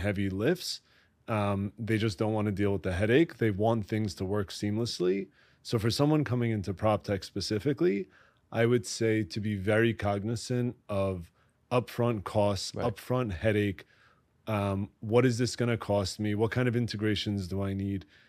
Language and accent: English; Great Neck, New York, United States; I grew up in Great Neck, Long Island, which is just outside the city